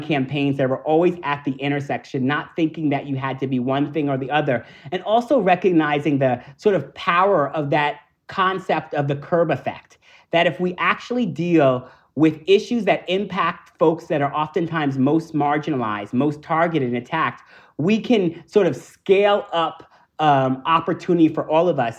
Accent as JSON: {"language": "English", "region": "New York", "country": "United States", "said": "I'm a New Yorker."}